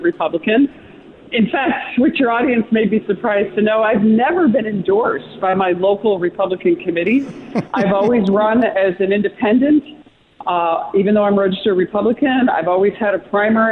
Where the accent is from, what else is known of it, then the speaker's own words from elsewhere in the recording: Utica, New York, United States; So I'm born and raised in Utica area, live across the street from the house I grew up in. So long time New York, lifelong native.